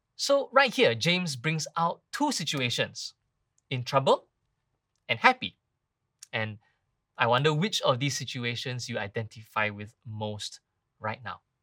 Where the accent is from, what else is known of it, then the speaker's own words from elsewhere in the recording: Singapore; now in Malaysia; I come from Singapore